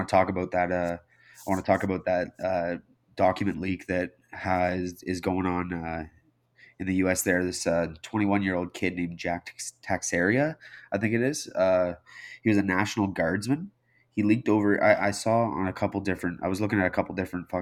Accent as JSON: {"language": "English", "country": "Canada"}